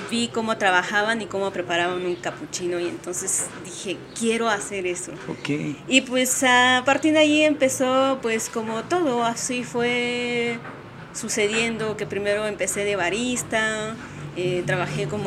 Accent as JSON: {"language": "Spanish", "region": "Oaxaca", "country": "Mexico", "tie": "born or raised there", "moved": "as an adult", "lives_now": "Mexico City, Mexico", "said": "nací eh, en el estado de Oaxaca eh, y viví ahí hasta los 19 años y ya antes de cumplir 20, eh, pues me mudé a la Ciudad de México"}